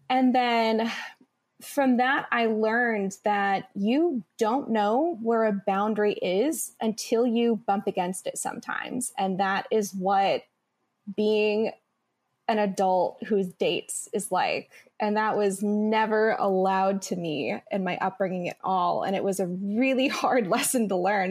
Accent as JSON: {"language": "English", "region": "Midwest", "country": "United States", "tie": "born or raised there", "said": "I grew up in the Midwest, and then I went to a small liberal arts school in the Midwest."}